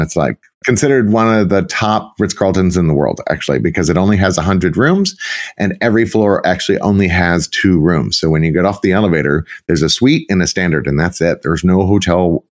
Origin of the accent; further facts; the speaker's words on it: South Texas, United States; moved away as an adult; also born or lived in Arlington, Texas / Dallas, Texas / Palm Beach, Florida; I actually was born and raised in Texas, in South Texas, South at South, like as far south as you can get